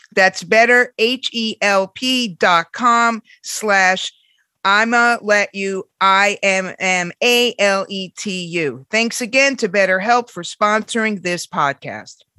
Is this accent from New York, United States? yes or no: yes; New York, United States; even as a New Yorker